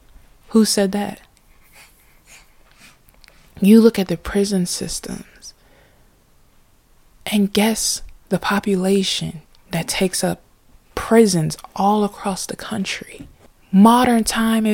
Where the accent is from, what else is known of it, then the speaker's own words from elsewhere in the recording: United States; we as African American people